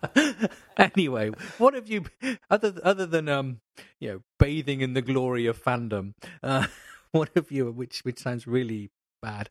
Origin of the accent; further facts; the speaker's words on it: England, United Kingdom; I'm, I'm English